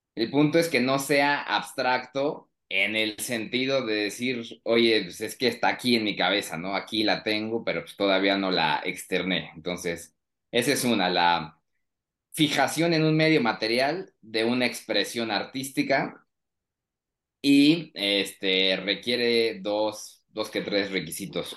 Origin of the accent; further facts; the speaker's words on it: Querétaro, Mexico; now in Mexico City, Mexico; sí soy de origen queretano, pero ahora estoy en la Ciudad de México